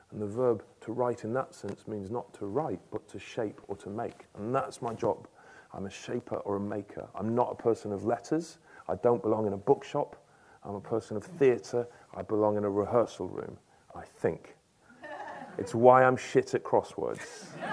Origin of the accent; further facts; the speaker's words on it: Stockport, North West England, United Kingdom; growing up in Stockport, a suburb of Manchester